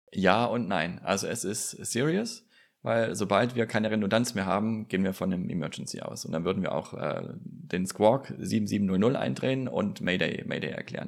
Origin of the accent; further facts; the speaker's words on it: Germany; Hier bei uns in Deutschland